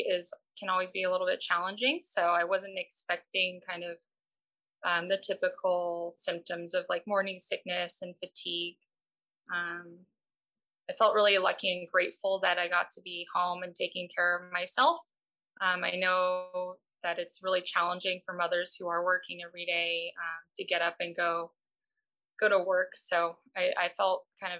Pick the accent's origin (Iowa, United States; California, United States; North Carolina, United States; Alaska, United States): California, United States; Pasadena; I'm from Pasadena. I've lived here most of my life